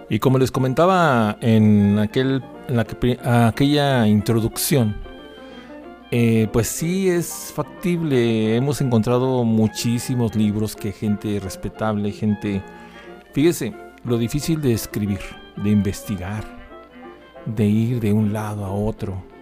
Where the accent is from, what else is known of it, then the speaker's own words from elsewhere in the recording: Torreón, Coahuila, Mexico; also born or lived in Gómez Palacio / Durango; porque viví parte de mi vida en Gómez Palacio. Yo soy de Torreón, Coahuila, y pero casi la mayoría ha sido en Durango.